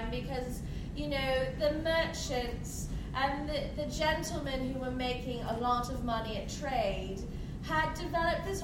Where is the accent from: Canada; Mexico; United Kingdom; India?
United Kingdom; England; we're English, so we're not sure how much we like the French.